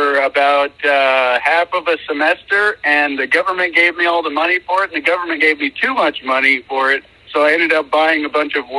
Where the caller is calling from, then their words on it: Tacoma, Washington, United States; also born or lived in Missouri; Yeah, I'm calling from Tacoma, long time listener, first time caller. and I moved up here to Washington about 5 or 6 years now.